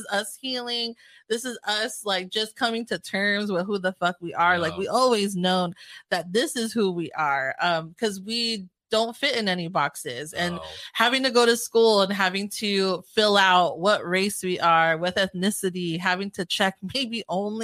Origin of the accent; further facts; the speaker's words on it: Carson, California, United States; I'm from Carson, California